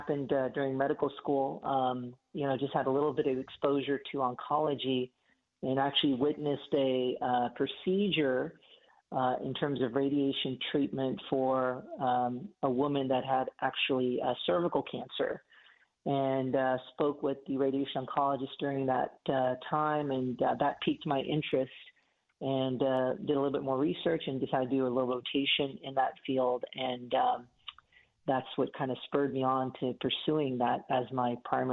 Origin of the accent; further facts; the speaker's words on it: Houston, Texas, United States; moved away as an adult; also born or lived in Atlanta, Georgia; now in Knoxville, United States; I was born and raised in Houston